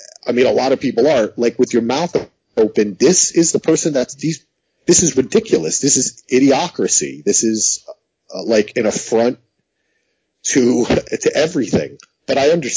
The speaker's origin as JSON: {"language": "English", "region": "New York", "country": "United States", "tie": "born or raised there", "also_born_or_lived": "New Jersey", "said": "I grew up in New York and New Jersey."}